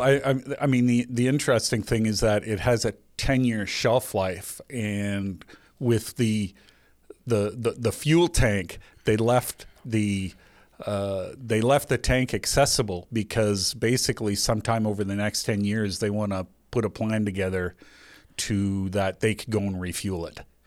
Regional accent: Canada; we're Canadian

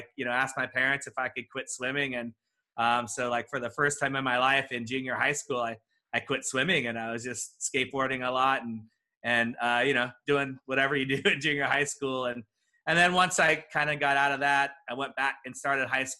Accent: Walnut, California, United States; I grew up inland in a little town called Walnut.

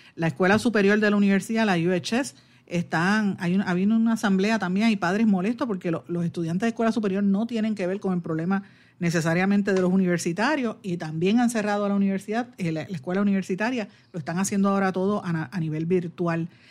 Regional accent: Puerto Rico; nosotros como puertorriqueños

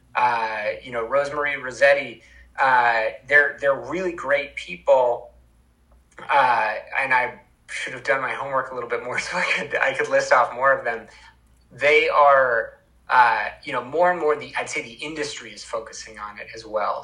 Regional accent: Vermont, United States; I'm from Vermont

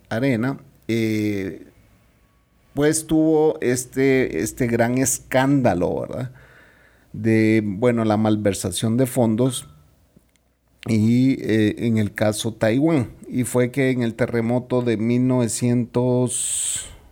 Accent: Guatemala

